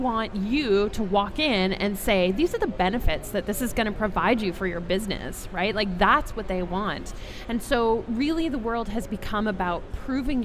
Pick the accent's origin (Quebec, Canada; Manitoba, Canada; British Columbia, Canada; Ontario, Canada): British Columbia, Canada; Vancouver; from my hometown, from Vancouver.